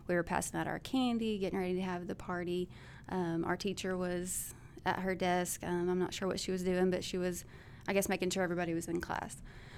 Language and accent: English; Bono, United States; I grew up in Bono.